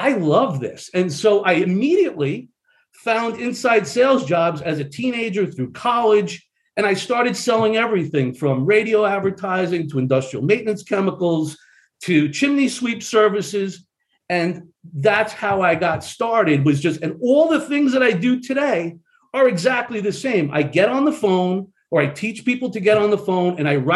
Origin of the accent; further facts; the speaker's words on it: Long Island, New York, United States; moved away; I was brought up in Long Island, New York.